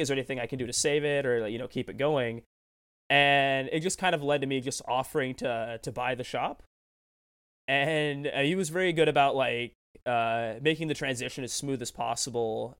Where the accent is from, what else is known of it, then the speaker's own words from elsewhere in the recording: Tacoma, Washington, United States; this shop in my hometown, Tacoma, Destiny City Comics